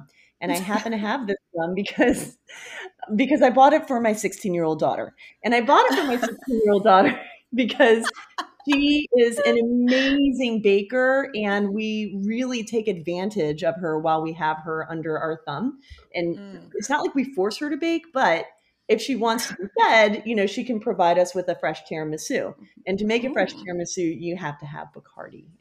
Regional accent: Rockville, Maryland, United States; I grew up in Rockville, Maryland, and I was the youngest of three siblings

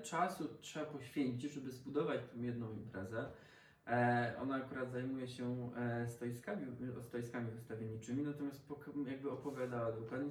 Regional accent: Lower Silesian Voivodeship, Poland; ja też jestem z Dolnego Śląska

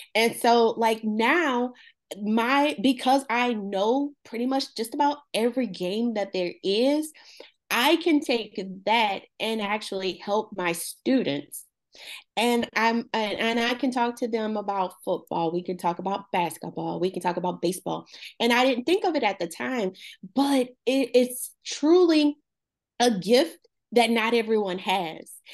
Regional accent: Baldwin, Louisiana, United States; also born or lived in Franklin, Louisiana; I am from a little town called, uh, Baldwin, Louisiana

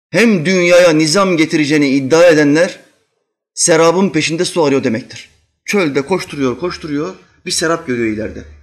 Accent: Albania; Çünkü en çok Arnavut milletinin düzelmesini ben isterim. Çünkü ben Arnavutum. En çok kendi milletimi yererim.

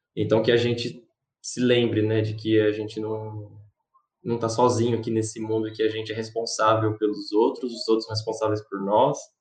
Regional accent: Brazil; also born or lived in São Paulo; eu sou brasileiro

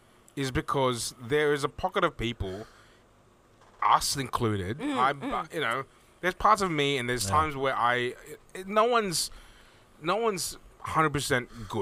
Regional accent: Philippines; accent: Filipino; I wish when I was younger, and I wish that I was very embarrassed to be known as Filipino in terms of the accent. I used to hate hearing the Filipino accent.

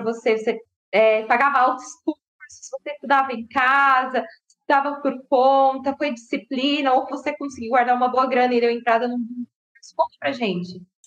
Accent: Francisco Morato, São Paulo, Brazil; now in Jundiaí, Brazil; vim de Francisco Murato, meus pais eram nordestinos

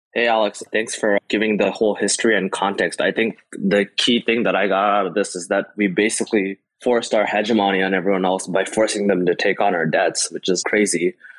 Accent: India; moved away; I'm from India, or I grew up in India basically and moved here.

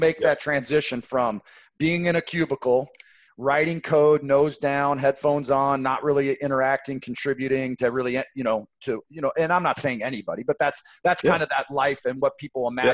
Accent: outside Seattle, Washington, United States; I grew up right outside Seattle

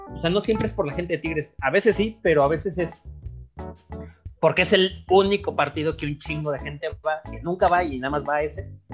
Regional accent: Michoacán, Mexico; now in Mexico City, Mexico; yo soy de Michoacán

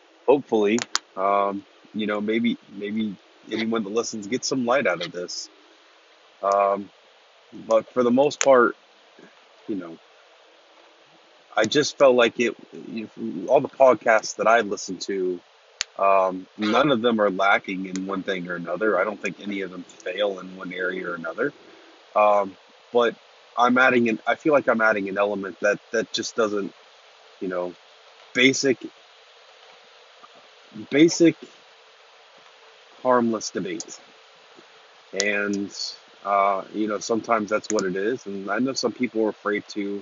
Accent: Lancaster, Ohio, United States; moved away as an adult; now in Newark, United States; I'm from Lancaster, Ohio, and about 12 years ago, I moved to Newark, Ohio

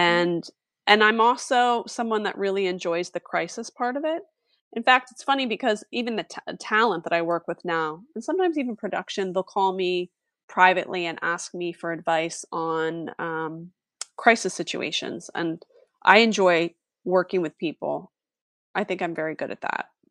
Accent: East Coast, United States; moved away as an adult; also born or lived in Philadelphia suburbs; now in Los Angeles, United States; I'm from East Coast

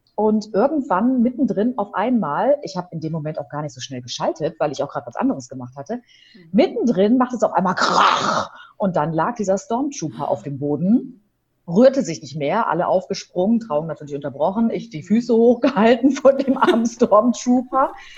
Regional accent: Hamm, North Rhine-Westphalia, Germany; also born or lived in Aachen; now in Dortmund, Germany; Und als ich sieben war, bin ich im Ruhrgebiet gelandet, in der Nähe von Dortmund in Hamm.

